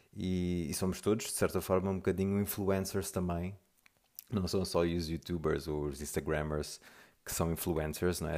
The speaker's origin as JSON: {"language": "Portuguese", "country": "Mozambique", "tie": "born or raised there", "also_born_or_lived": "Lisbon, Portugal / South Africa / Brazil", "moved": "yes", "said": "vivi toda a minha infância e juventude em Moçambique."}